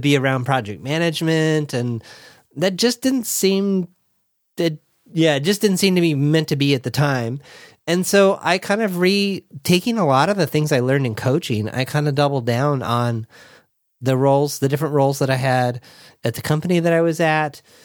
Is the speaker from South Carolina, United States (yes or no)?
no; Orange County, Southern California, United States; I was born and raised in Southern California